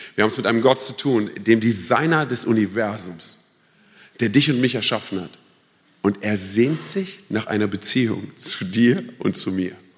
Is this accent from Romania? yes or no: yes; Romania; now in Germany; Ich bin ja Rumäne